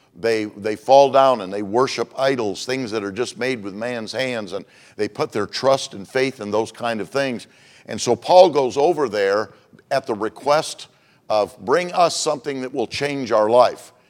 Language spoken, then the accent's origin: English; Michigan, United States; moved away as an adult; also born or lived in Globe, Arizona; now in Phoenix, United States; I was from Michigan